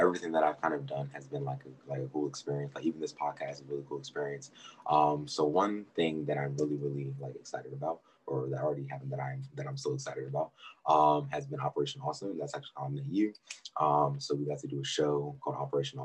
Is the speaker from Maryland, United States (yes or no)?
yes; Maryland, United States; I'm from Maryland